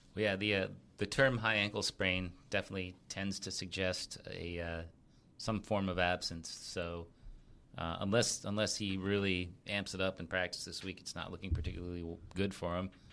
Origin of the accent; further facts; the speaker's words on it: New England, United States; I was born in New England